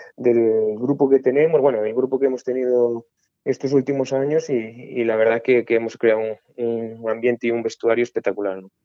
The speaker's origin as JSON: {"language": "Spanish", "town": "Baños de Molgas", "region": "Galicia", "country": "Spain", "tie": "born or raised there", "moved": "yes", "said": "estoy muy orgulloso de ser de Baños de Mono, ¿no? Al final he crecido ahí"}